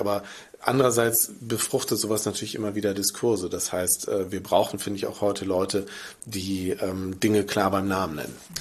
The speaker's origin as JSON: {"language": "German", "country": "Germany", "said": "als Deutsche, als Westeuropäer"}